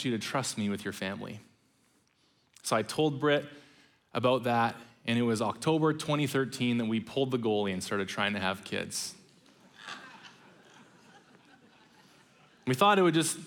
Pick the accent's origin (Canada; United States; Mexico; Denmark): Canada; British Columbia; also born or lived in Ontario; my mom separated from my biological father and moved out to British Columbia